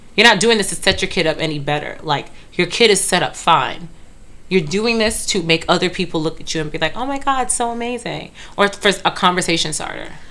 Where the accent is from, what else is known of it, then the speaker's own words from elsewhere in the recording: New York City, New York, United States; I grew up in Brooklyn